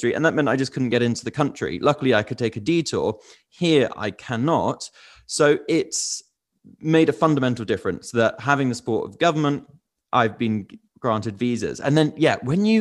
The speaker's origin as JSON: {"language": "English", "country": "United Kingdom", "said": "as a British person"}